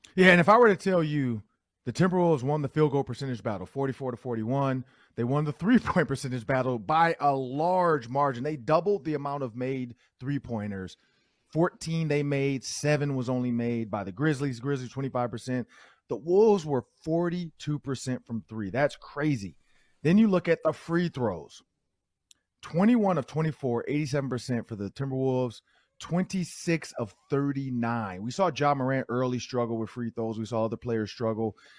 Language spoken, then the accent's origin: English; Detroit, Michigan, United States; now in Minnesota, United States; and I'm from Detroit